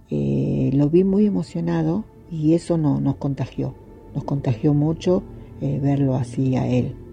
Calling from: Argentina; de Argentina

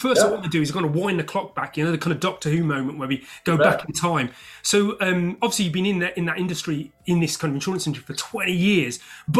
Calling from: London, United Kingdom; And your host today is me … IT Labs Chief Talking Officer, and I'm speaking from London, UK.

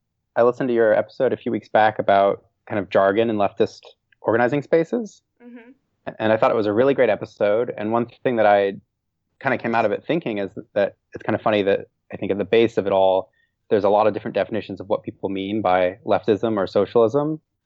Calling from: Washington, District of Columbia, United States; I'm calling from DC.

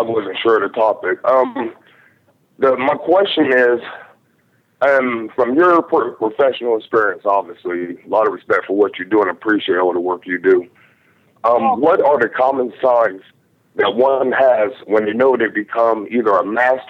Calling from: Ohio, United States; I'm calling from Ohio.

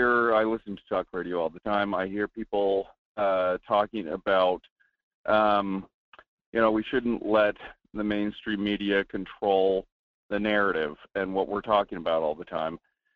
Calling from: Nenana, Alaska, United States; up in Nenana, Alaska.

